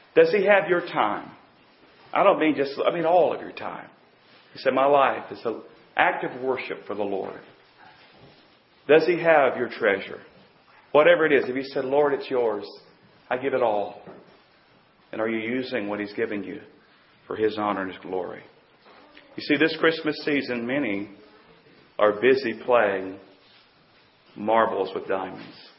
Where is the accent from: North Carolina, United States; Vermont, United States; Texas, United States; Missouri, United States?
North Carolina, United States; also born or lived in Pennsylvania / Virginia / Tennessee; I was born and raised in North Carolina